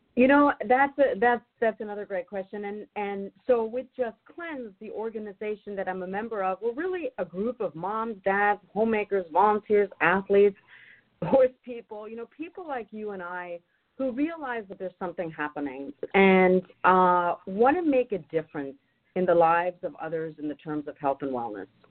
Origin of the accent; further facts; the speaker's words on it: Germany; moved away as an adult; also born or lived in North Carolina, United States; now in Northern California, United States; I'm originally from Germany